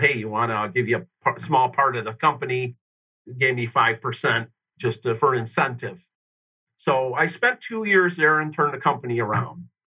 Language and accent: English; Detroit, Michigan, United States; I grew up uh, on the uh, west side of Detroit, suburbs there